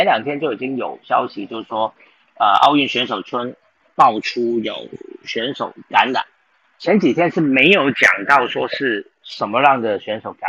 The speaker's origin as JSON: {"language": "Chinese", "country": "Taiwan", "said": "就是我们台湾人都会支持你，我们全民都会支持你们去争取好成绩。"}